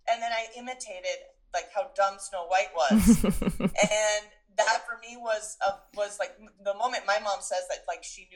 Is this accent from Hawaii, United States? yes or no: no; New York, United States; also born or lived in Venezuela / United Kingdom; I'm from New York, and yes, that I'm American, but like I feel more New Yorker